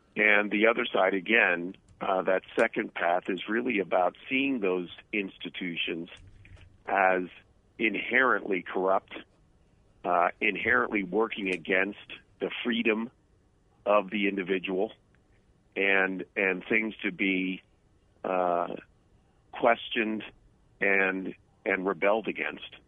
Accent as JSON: {"language": "English", "region": "New Jersey", "country": "United States", "tie": "born or raised there", "moved": "yes", "said": "I came from New Jersey"}